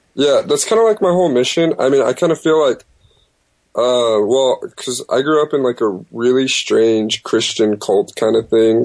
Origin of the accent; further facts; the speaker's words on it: Stockton, California, United States; I was born in Stockton, California